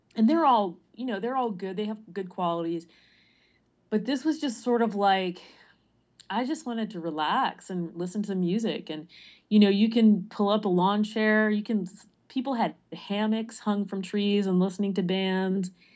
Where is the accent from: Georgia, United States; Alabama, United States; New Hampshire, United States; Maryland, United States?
Maryland, United States; Prince George's County; also born or lived in California / Midwest; now in Baltimore, United States; I did grow up in Maryland, but not in the Baltimore area, more toward D C.